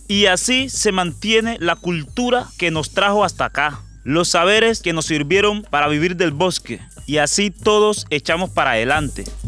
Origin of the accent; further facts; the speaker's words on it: Carmen del Darién, Chocó, Colombia; habitante de Carmen del Darién